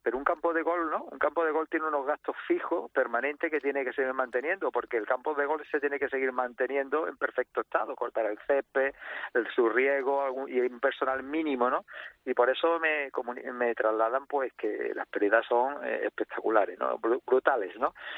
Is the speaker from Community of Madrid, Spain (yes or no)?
no; Rincón de la Victoria, Andalusia, Spain; yo soy del Rincón de la Victoria